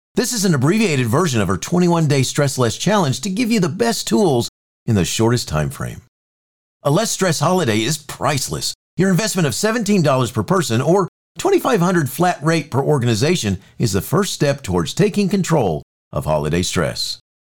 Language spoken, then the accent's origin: English; Florida, United States; I grew up in Florida